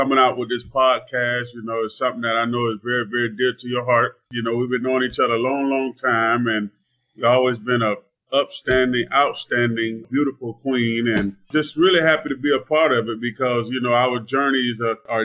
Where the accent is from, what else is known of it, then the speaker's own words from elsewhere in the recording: Melbourne, Florida, United States; I grew up in Melbourne, Florida